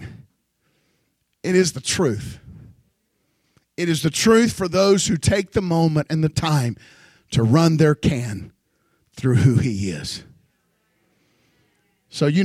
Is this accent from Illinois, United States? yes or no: no; Houston, Texas, United States; I was raised in Houston